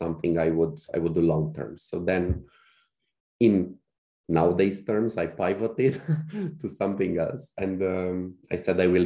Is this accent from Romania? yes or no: yes; Cluj-Napoca, Cluj County, Romania; in Cluj, in my hometown by then